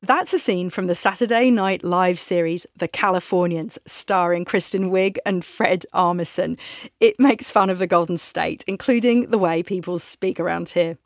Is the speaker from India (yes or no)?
no; England, United Kingdom; moved away as an adult; now in San Francisco, United States; I'm from England